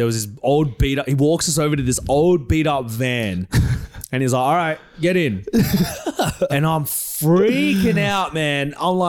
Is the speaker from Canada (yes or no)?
no; Australia; I'm an Aussie. Aussie in Bali.